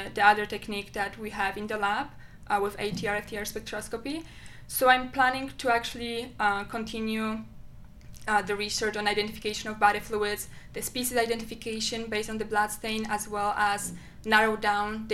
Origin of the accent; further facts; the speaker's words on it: Poland; moved away as an adult; now in Albany, United States; my home country